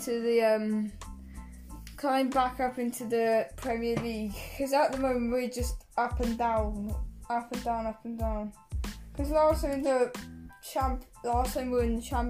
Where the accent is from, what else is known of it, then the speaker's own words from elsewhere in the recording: England, United Kingdom; now in Wales, United Kingdom; I live in Wales, but I am English